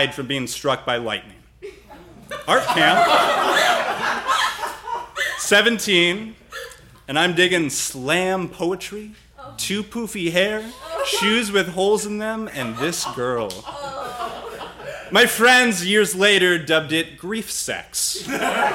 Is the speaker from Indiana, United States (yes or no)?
no; Vermont, United States; I'm from Vermont